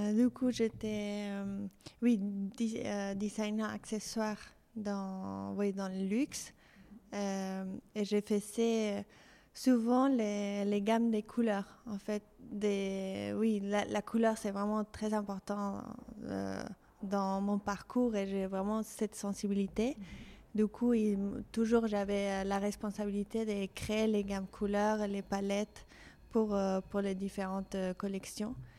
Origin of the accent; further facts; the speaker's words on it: Mexico City, Mexico; French is a second language; moved away as an adult; now in France; je suis mexicaine. Je suis née au Mexico City et j'ai grandi là-bas.